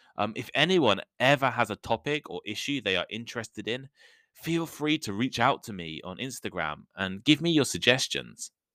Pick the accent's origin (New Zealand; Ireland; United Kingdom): United Kingdom; a small village in the center of England; moved away as an adult; also born or lived in Nottingham / Shikoku, Japan / London / Taipei, Taiwan; For the first twenty-one years of my life, I lived in England. I grew up in a small village in the center of the country